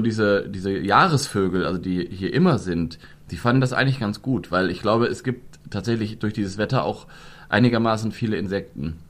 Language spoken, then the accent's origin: German; Germany; bei uns in Deutschland